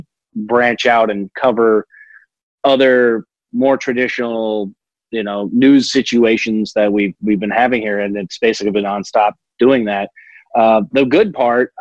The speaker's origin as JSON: {"language": "English", "town": "Los Angeles", "region": "California", "country": "United States", "tie": "born or raised there", "moved": "yes", "said": "my hometown of Los Angeles, where my friends and family there"}